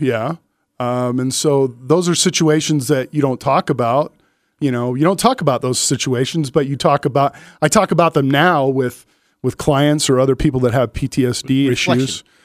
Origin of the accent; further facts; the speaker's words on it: California, United States; also born or lived in Inglewood, California / Stockton, California; I grew up in California